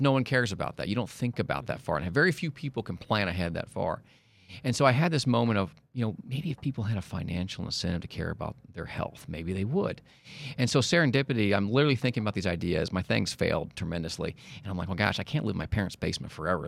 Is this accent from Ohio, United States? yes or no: no; Kansas City, Missouri, United States; now in Dallas, United States; I'm from Kansas City